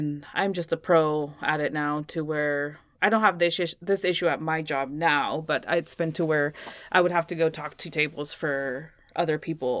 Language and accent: English; Jalisco, Mexico; Like where I'm from Jalisco, Mexico, that's the state where Guadalajara is.